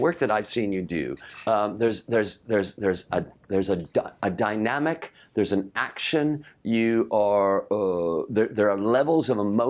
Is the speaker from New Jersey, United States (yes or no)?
no; Chicago, Illinois, United States; Yes, I grew up in Chicago